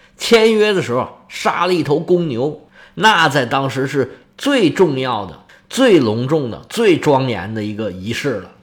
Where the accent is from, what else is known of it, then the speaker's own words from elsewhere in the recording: China; 我们中国人是比较习惯使用这个东西的